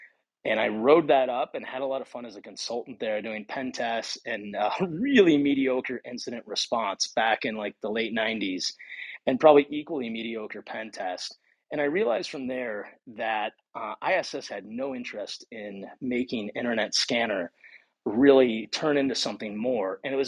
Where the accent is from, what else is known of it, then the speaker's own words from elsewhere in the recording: Battle Creek, Michigan, United States; also born or lived in Ohio; Okay, so I was born in Ohio, raised in Battle Creek, Michigan.